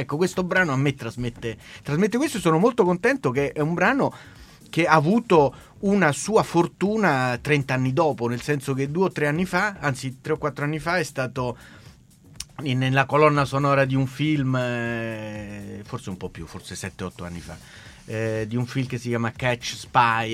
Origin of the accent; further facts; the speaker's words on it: Italy; also born or lived in Barcelona, Spain; ho abitato sempre, sempre in Italia